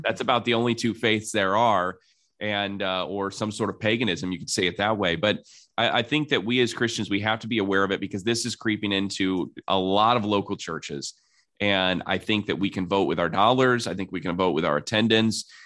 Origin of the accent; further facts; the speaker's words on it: South Bend, Indiana, United States; I'm from South Bend, Indiana